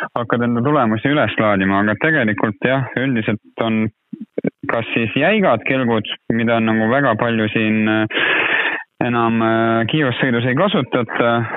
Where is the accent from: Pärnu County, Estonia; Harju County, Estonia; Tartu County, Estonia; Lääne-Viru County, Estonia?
Lääne-Viru County, Estonia; ma tegelikult ise olen ju Lääne-Virumaalt pärit